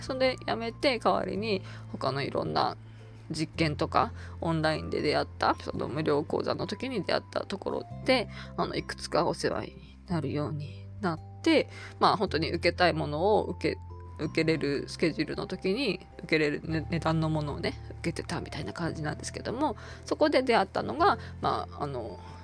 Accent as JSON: {"language": "Japanese", "region": "Tohoku", "country": "Japan", "tie": "born or raised there", "moved": "yes", "said": "私はもともと、あの、こちらの人間ではなくて、東北の生まれなので"}